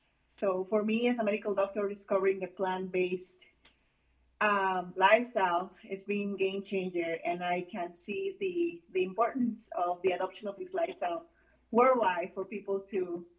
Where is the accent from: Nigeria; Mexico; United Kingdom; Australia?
Mexico; moved away as an adult; now in United States; I'm from Mexico originally. Okay. And I was born there and I grew up there.